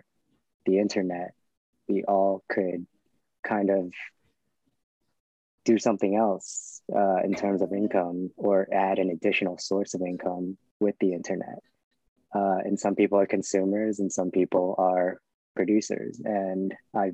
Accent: New York City, New York, United States; in Brooklyn growing up

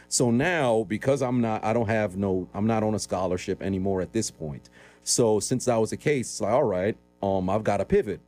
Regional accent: New York City, New York, United States; born and raised in Brooklyn, New York

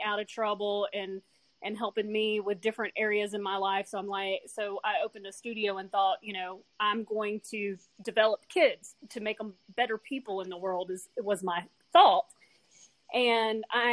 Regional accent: United States; I've lived here my whole life.

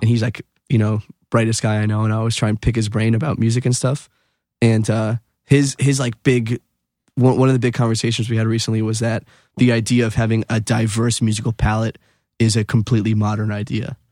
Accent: Wilkes-Barre, Pennsylvania, United States; born or raised there; moved away as an adult; now in New York, United States

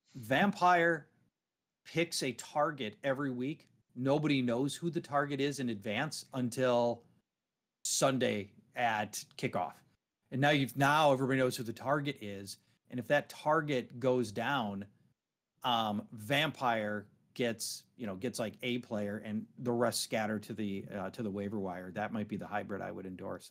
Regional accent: Minneapolis, Minnesota, United States; my hometown, Minneapolis

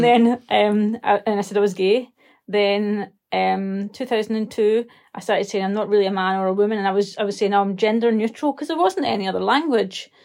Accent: Scotland, United Kingdom; I'm a Scottish writer

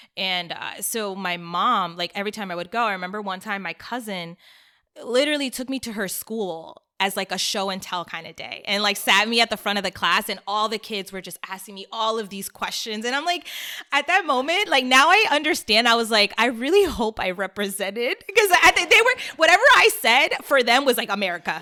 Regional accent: Silver Spring, Maryland, United States; moved away as an adult; also born or lived in Washington, D.C. / Miami; I grew up in Silver Spring, Maryland

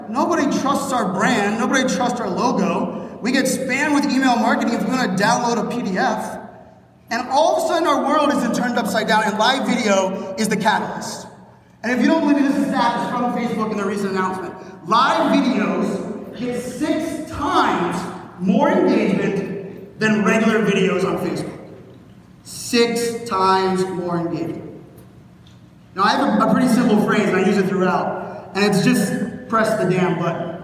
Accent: Pittsburgh, Pennsylvania, United States; born and raised in Pittsburgh, Pennsylvania

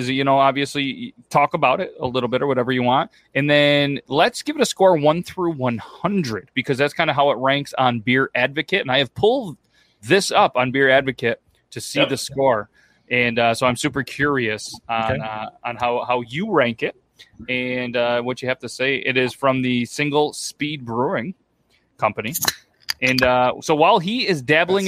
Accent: New York, United States; moved away; I can barely speak Southern, but I'm from New York

